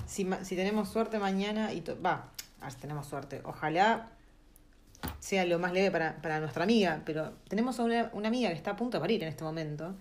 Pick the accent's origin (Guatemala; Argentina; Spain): Argentina; now in New Zealand; estamos re hambrentinos